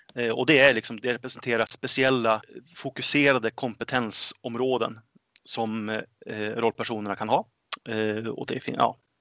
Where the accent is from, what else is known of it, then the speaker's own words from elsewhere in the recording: Örnsköldsvik, Västernorrland County, Sweden; also born or lived in Gothenburg; now in Enköping, Sweden; Född och uppväxt i Örnsköldsvik